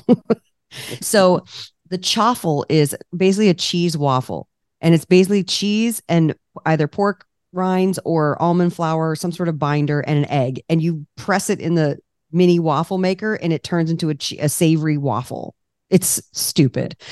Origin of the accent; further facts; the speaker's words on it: Washington, District of Columbia, United States; moved away as an adult; now in California, United States; I'm from the East Coast, I'm from D C.